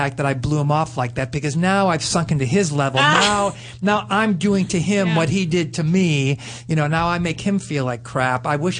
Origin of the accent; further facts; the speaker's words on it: Chicago, Illinois, United States; I grew up in Chicago